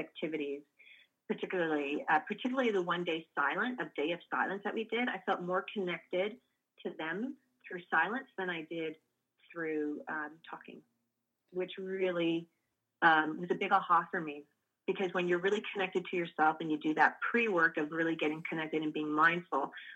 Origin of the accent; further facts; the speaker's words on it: Canada; I am a Canadian